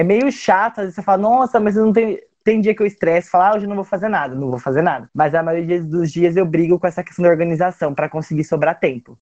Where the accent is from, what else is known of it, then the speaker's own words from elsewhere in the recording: Cabreúva, São Paulo, Brazil; Eu sou de Cabreúva, da região de Jundiaí